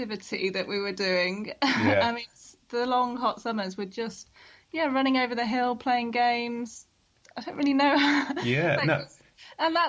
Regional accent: Peak District, East Midlands, United Kingdom; I grew up in the Peak District

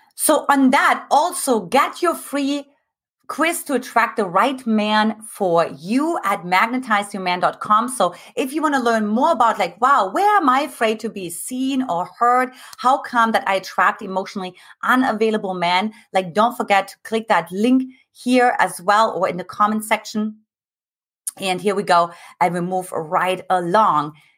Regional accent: eastern Germany, Germany; moved away; I grew up in Eastern Germany

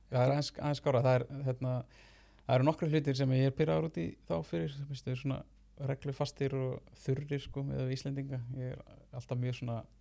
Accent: Reykjavík, Capital Region, Iceland; ég úlst upp hérna í Reykjavík bara borgabann og uh, hef alltaf verið að teikna frá því ég var krakki

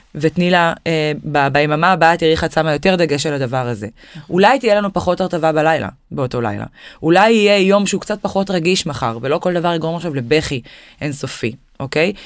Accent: Israel; אנחנו ישראלים

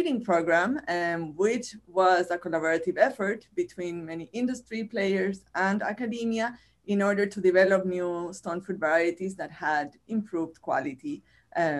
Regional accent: Chile; accent: Chilean Spanish; first language Spanish; English is a second language; moved away as an adult; now in United States; I am originally from Chile, from this country at the end of the world, where I got my bachelor's and my master's degrees

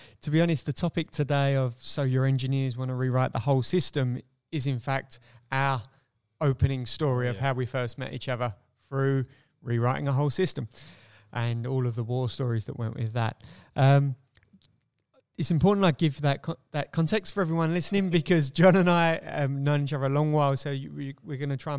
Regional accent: Queensland, Australia; So being a Queenslander, this is going to be unique.

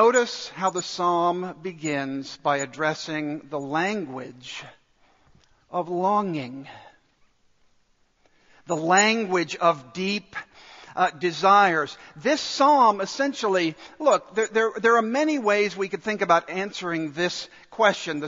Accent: Dallas, Texas, United States; I grew up in Dallas

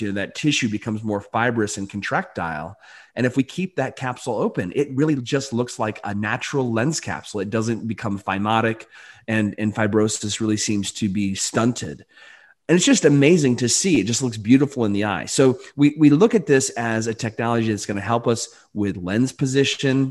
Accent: Delton, Michigan, United States; I grew up in you know rural, very very rural Michigan, uh, Barry County. I actually went to uh, place called Delton.

